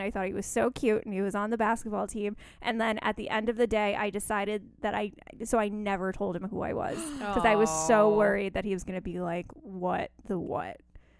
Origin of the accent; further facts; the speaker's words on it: New York City, New York, United States; I grew up in New York City.